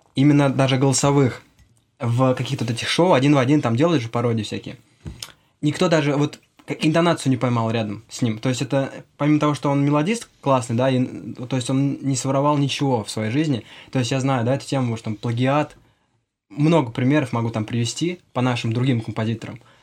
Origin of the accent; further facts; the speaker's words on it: Vladimir Oblast, Russia; я из Владимирской области, из маленького городка